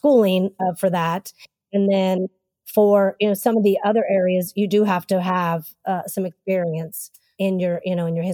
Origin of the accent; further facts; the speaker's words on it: Texas, United States; moved away as an adult; I grew up in Texas